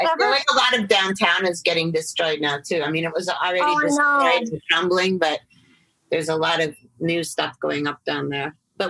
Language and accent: English; New York, United States; born there; now in Los Angeles, United States; No, I was born in New York.